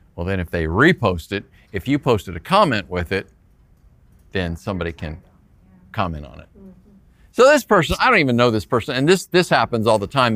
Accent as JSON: {"language": "English", "town": "Phoenix", "region": "Arizona", "country": "United States", "said": "I'm from Phoenix"}